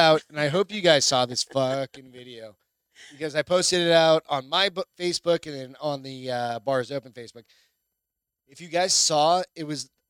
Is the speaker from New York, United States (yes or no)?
no; New Hampshire, United States; moved away; also born or lived in Phoenix, Arizona; New Hampshire